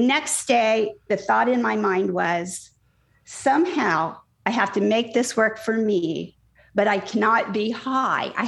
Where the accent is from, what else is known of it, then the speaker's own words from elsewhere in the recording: Indiana, United States; I grew up in Indiana